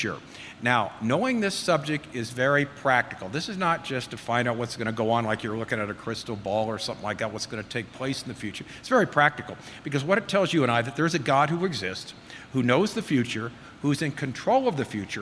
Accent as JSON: {"language": "English", "region": "Southern California", "country": "United States", "tie": "born or raised there", "said": "I'm from Southern California, and I was raised there"}